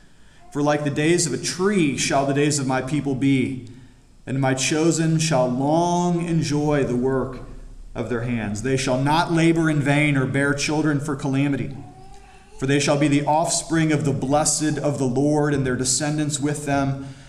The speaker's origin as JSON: {"language": "English", "town": "Cuyahoga Falls", "region": "Ohio", "country": "United States", "tie": "born or raised there", "also_born_or_lived": "Florida", "lives_now": "Pennsylvania, United States", "said": "I'm from Ohio. I was born there. I love it. It's my hometown, Cuyahoga Falls."}